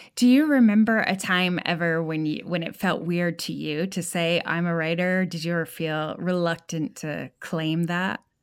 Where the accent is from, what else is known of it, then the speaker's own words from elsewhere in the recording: New England, United States; now in Texas, United States; I grew up in New England, and now I live in Texas